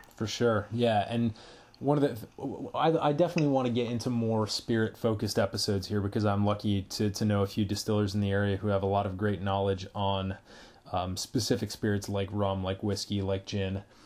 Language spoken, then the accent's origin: English; Massachusetts, United States; moved away; I am originally from Massachusetts.